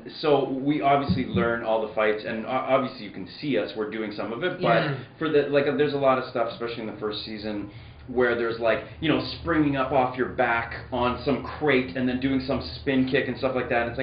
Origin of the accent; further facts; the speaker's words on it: Edmonton, Alberta, Canada; I grew up in Edmonton